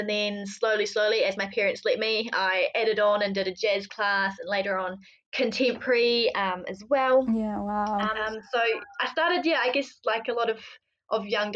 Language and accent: English; Kapiti Coast, Wellington, New Zealand; moved away; also born or lived in Greece; I grew up in the Kapiti Coast in New Zealand